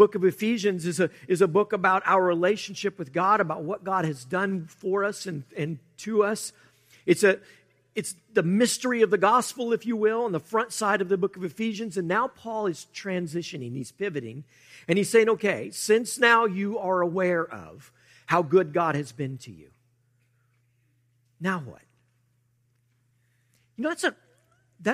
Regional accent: United States; we, as American Christians

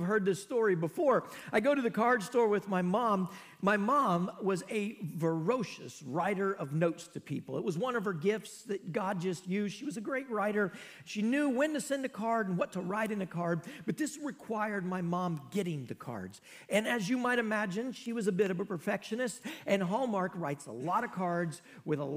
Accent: Knoxville, Iowa, United States; I grew up in Mayberry, y'all. Knoxville, Iowa is just about Mayberry.

